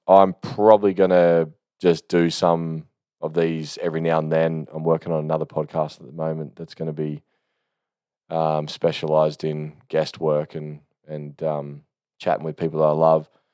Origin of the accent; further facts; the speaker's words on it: Australia; I'm an Aussie